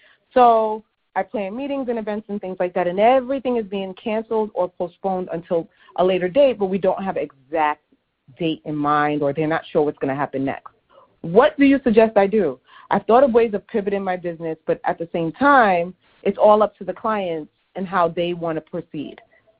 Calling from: New York City, New York, United States; I'm calling from New York City.

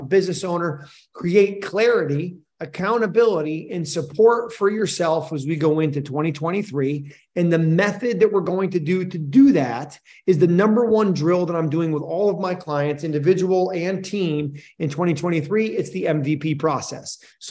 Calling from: Scottsdale, Arizona, United States; I'm coming in from Scottsdale, Arizona.

